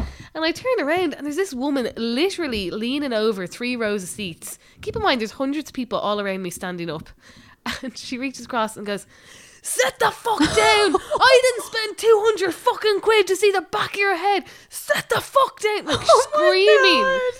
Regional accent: Ireland

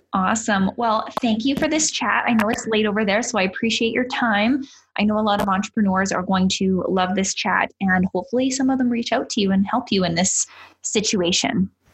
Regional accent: Canada; as a Canadian

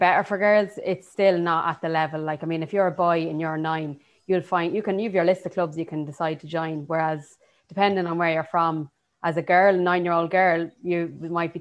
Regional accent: Drogheda, Leinster, Ireland; I'm from Drogheda

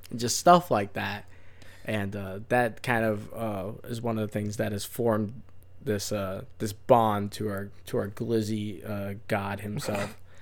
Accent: Florida, United States; from Florida, we got some nonsense words that we use

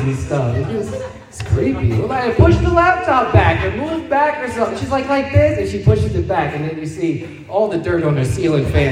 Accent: Montclair, New Jersey, United States; I'm from Montclair

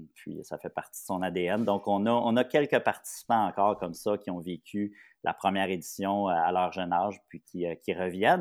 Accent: Papineauville, Quebec, Canada; je viens de Papineauville

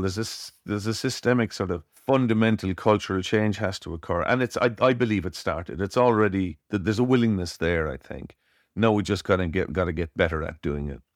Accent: Cork, Munster, Ireland; I was born in Cork in Ireland

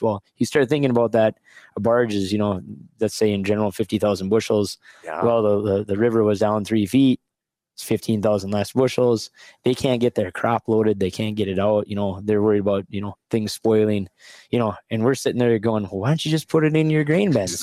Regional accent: Wolford, North Dakota, United States; born or raised there

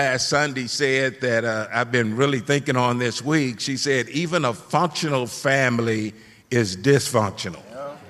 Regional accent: Houston, Texas, United States; moved away; I'm originally from Houston, Texas, and I grew up in a pretty traditional home setting

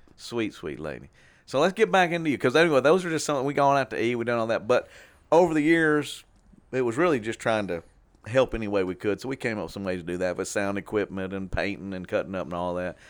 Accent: Shreveport, Louisiana, United States; we grew up in Warner Park, all right, Warner Park neighborhood

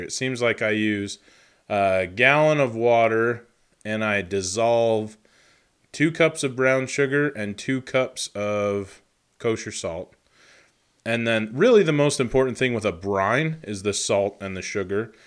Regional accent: Idaho, United States; I was born in Idaho

